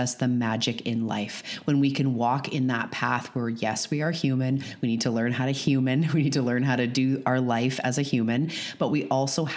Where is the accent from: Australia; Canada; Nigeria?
Canada; I'm a Canadian